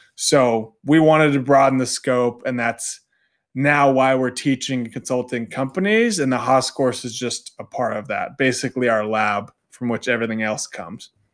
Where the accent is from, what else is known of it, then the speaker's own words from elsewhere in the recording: Southern California, United States; moved away as an adult; I'm originally from Southern California, so not too far away from Orange County.